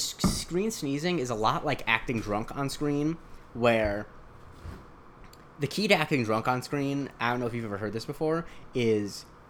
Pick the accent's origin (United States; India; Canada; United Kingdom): United States; Punta Gorda, Florida; my hometown in Florida, Punta Gorda, Florida